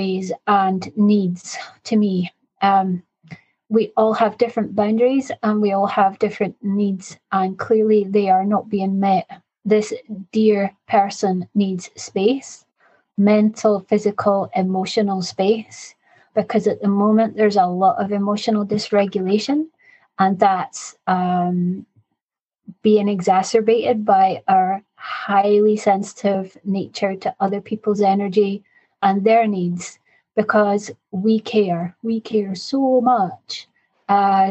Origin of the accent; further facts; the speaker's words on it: Scotland, United Kingdom; I'm 50 and I'm Scottish